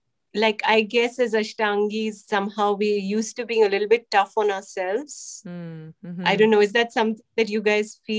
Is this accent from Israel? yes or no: no; India; I'm Indian